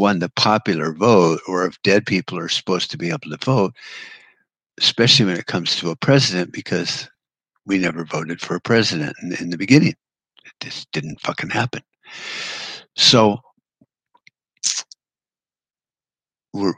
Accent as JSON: {"language": "English", "country": "United States", "said": "We, as American people"}